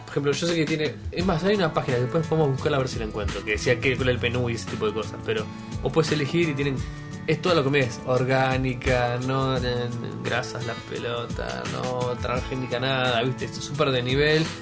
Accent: Argentina; Yo soy argentino

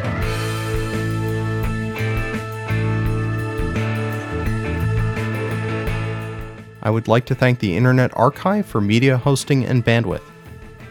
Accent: New England, United States; when I was growing up in New England

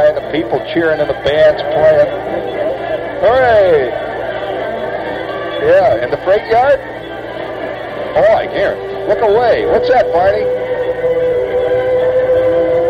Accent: Chicago, Illinois, United States; I'm from Chicago

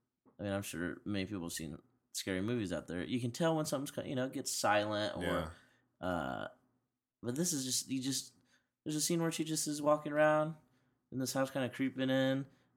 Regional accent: United States; I'm an American.

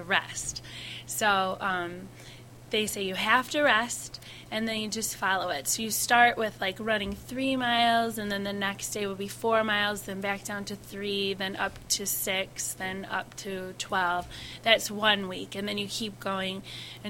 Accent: Kalamazoo, Michigan, United States; I'm from Kalamazoo, and they had the first ever Kalamazoo marathon. So I had to do it because it went right by my parents' house.

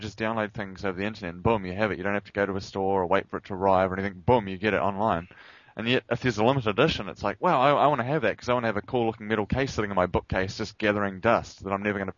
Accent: New Zealand; I'm a New Zealander.

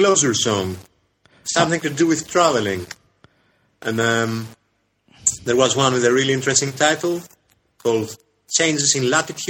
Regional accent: Greece; now in Hangzhou, China; So he asks where I'm from. And when he hears I'm from Greece

